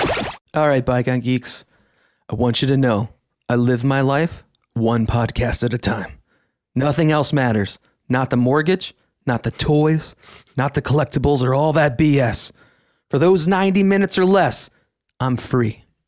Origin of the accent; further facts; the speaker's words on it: Northeast Ohio, United States; growing up in Northeast Ohio